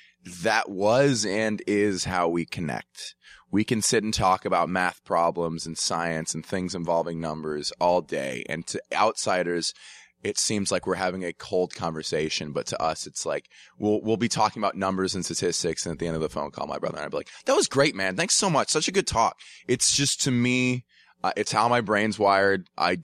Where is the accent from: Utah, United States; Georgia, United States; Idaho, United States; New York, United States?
Georgia, United States; Atlanta; I grew up in Atlanta, math kid in high school, swam, wasn't that great at it.